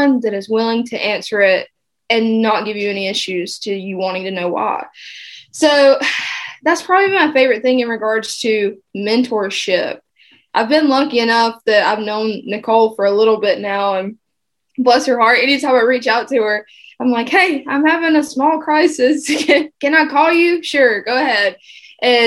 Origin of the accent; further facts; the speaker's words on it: South Georgia, United States; moved away as an adult; also born or lived in Baltimore; now in South Carolina, United States; I'm from South Georgia